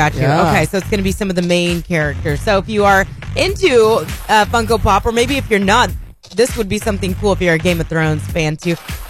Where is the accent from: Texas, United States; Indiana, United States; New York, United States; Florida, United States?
Indiana, United States; moved away; And it's in Indiana. That's right. Where I'm from.